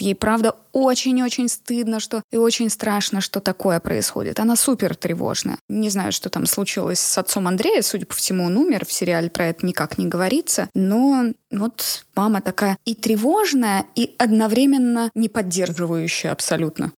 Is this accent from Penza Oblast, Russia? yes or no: no; a small town in Nizhny Novgorod Oblast, Russia; Я из небольшого города Нижегородской области.